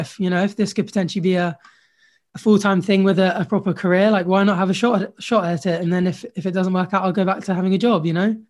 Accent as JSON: {"language": "English", "country": "Jersey", "tie": "born or raised there", "said": "I grew up in Jersey actually"}